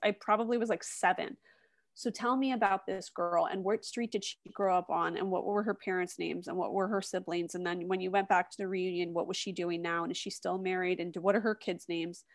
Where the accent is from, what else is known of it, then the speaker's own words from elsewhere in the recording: West Chester, Pennsylvania, United States; moved away; also born or lived in Hershey, Pennsylvania / Washington, D.C.; I'm originally from the s, suburbs of Philadelphia, a town called Westchester